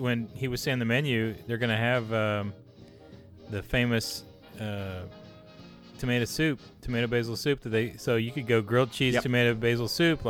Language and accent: English; the South, United States; I'm from the South.